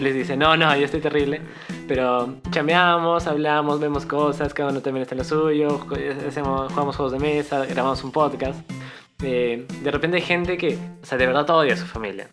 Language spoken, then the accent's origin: Spanish; Peru